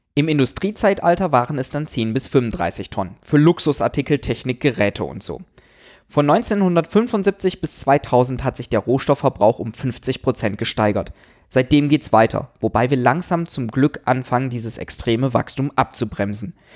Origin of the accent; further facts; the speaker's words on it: Germany; bei uns in Deutschland